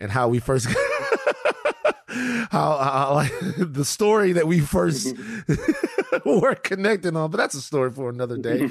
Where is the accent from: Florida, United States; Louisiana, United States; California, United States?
Louisiana, United States; I come from Louisiana where people get sick